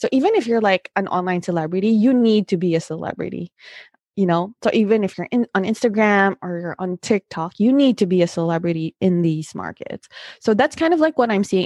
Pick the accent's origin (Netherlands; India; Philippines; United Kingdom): Philippines; come from the Philippines